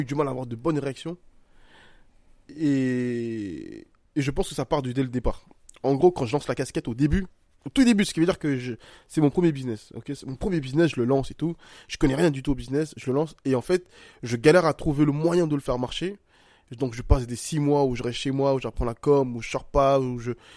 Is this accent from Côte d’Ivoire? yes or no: yes; Côte d’Ivoire; je suis un Ivoirien